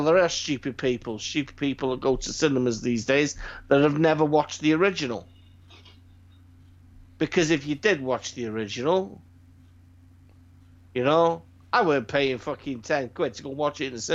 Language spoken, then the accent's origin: English; Wales, United Kingdom; Growing up being Welshman, proud Welshman